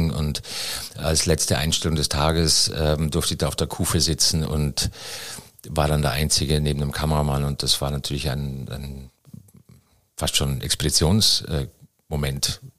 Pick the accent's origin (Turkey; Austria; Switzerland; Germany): Austria; Styria; Aus der Steiermark. Aus jo, Steiermark.